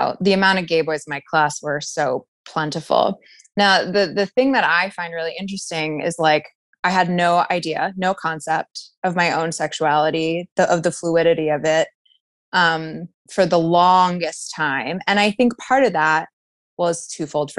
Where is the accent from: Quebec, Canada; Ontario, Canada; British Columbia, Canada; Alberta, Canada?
Ontario, Canada; Toronto; moved away as an adult; now in Chicago, United States; I grew up in Toronto